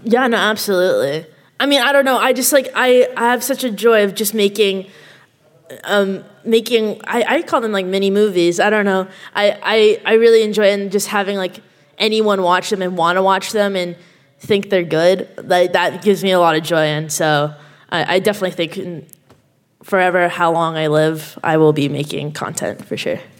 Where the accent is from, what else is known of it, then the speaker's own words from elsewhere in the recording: Canada; I'm Canadian. Uh, I know you can't tell by my accent